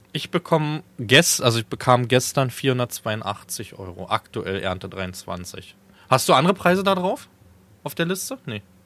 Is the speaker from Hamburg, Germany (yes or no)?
no; Falkensee, Brandenburg, Germany; in meiner Jugend in Falkensee, ist so die Stadt, wo ich groß geworden bin, wo ich auch jahrelang gewohnt habe